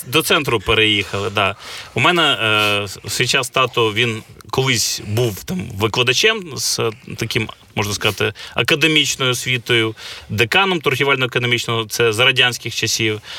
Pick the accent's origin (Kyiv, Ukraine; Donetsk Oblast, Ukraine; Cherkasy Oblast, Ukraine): Kyiv, Ukraine; Я киянин, народився у Києві, е, виріс на вулиці.